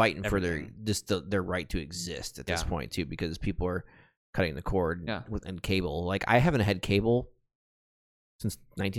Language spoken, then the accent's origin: English; Michigan, United States; moved away; in my home state of Michigan